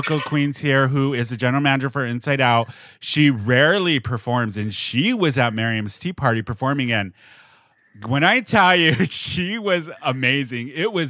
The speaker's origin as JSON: {"language": "English", "country": "United States", "said": "Americans cannot travel to Japan right now because I guess we're not allowed in."}